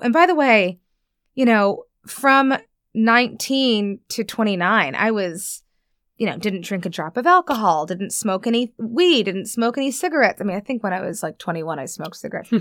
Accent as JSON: {"language": "English", "region": "New York", "country": "United States", "tie": "born or raised there", "moved": "as an adult", "lives_now": "Los Angeles, United States", "said": "I live in Los Angeles now, born and raised in New York"}